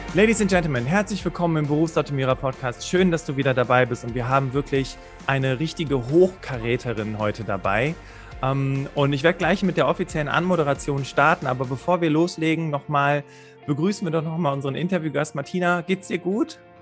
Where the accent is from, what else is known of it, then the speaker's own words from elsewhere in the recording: Rhineland, Germany; wir kommen ja beide aus dem Rheinland